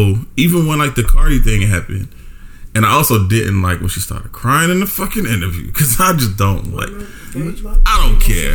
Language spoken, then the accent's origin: English; New York, United States; I grew up in New York